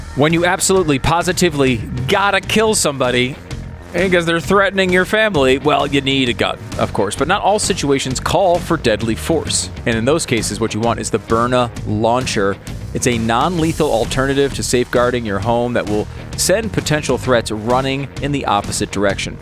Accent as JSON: {"language": "English", "region": "Connecticut", "country": "United States", "tie": "born or raised there", "also_born_or_lived": "New York", "moved": "yes", "said": "I was born in New York. I mm. grew up in Connecticut"}